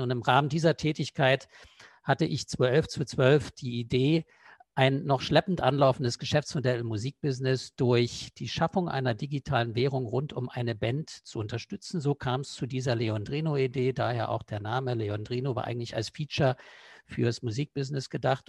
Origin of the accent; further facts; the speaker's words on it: East Germany, Germany; ich bin früher mal im Osten groß geworden.